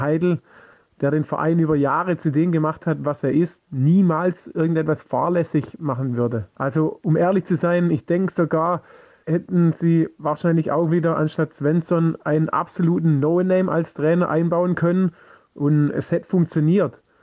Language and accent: German; Mainz, Rhineland-Palatinate, Germany; wir Mainzer